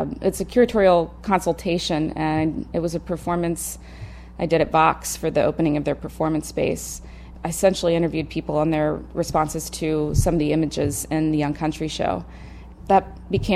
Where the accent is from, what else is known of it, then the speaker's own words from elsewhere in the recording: Cincinnati, Ohio, United States; I grew up in Cincinnati